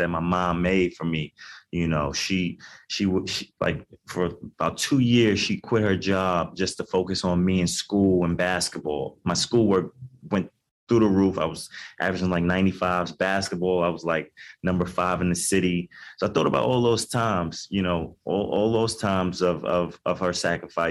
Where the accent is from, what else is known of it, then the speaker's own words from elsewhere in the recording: New York City, New York, United States; I grew up in Queens, New York, to a single mom